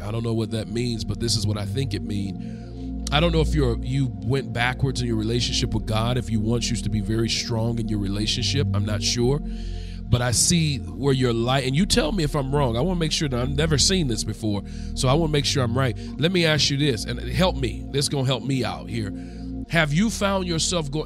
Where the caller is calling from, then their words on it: Rex, Georgia, United States; I'm calling from Rex, Georgia.